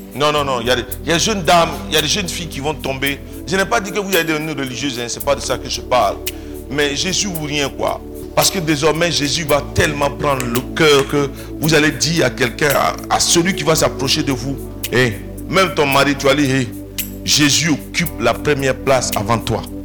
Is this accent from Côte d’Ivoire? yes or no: yes; Côte d’Ivoire; Je suis né dans un petit village de Divo